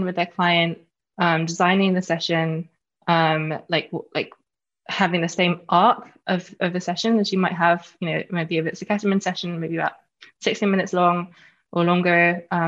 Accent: London, United Kingdom; I'm from London. I'm a Londoner, born and bred.

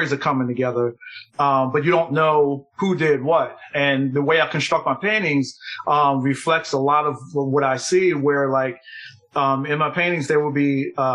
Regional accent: Philadelphia, Pennsylvania, United States; I'm born and raised in Philadelphia. I'm still living here

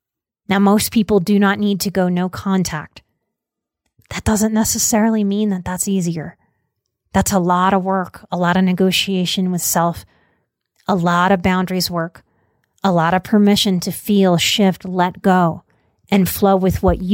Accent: Deep South, United States; I am from the Deep South. I was raised with a lot of fear around drugs.

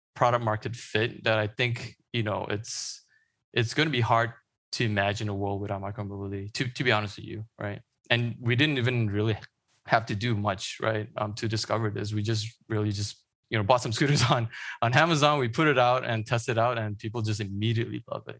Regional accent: Malaysia; moved away; I grew up in Malaysia

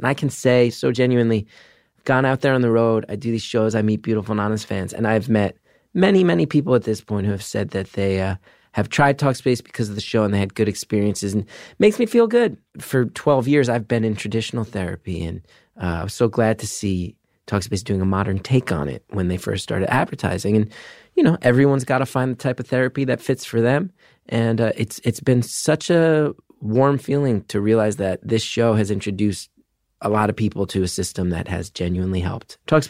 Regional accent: Northeast, United States; I grew up in the Northeast in the 90s.

